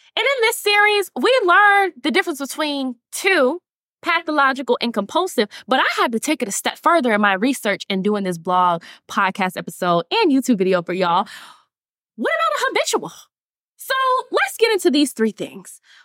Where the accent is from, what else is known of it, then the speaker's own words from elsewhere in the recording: Atlanta, Georgia, United States; I'm from Atlanta, Georgia, North Side